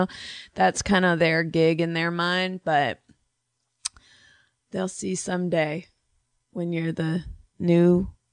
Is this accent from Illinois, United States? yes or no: no; the Bay Area, California, United States; I was raised in the Bay Area